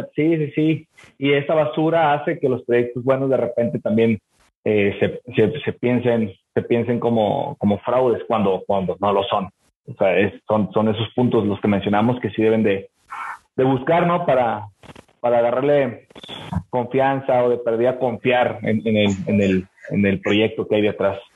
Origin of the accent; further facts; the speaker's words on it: Mexico; nosotros como mexicanos